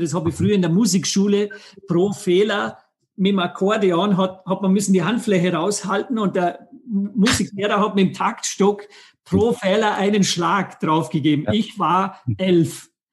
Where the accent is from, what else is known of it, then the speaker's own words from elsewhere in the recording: Vorarlberg, Austria; ich bin aus Vorarlberg, Österreich, am wunderschönen Bodensee aufgewachsen